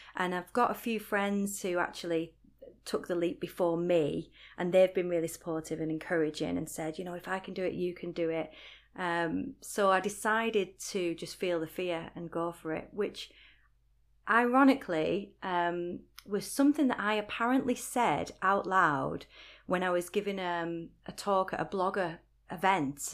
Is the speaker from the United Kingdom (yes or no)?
yes; Rochdale, North West England, United Kingdom; accent: Northwest; moved away as an adult; also born or lived in Sunderland; now in Newcastle, United Kingdom; Rochdale is my hometown and it's, you know, it's where I'm from